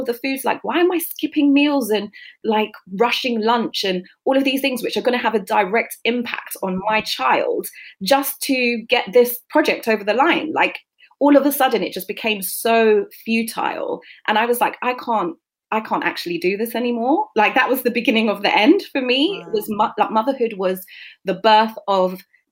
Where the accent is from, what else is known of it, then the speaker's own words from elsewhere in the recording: London, United Kingdom; I grew up in South London in a majority Black community. I was born and bred in Brixton with a single mom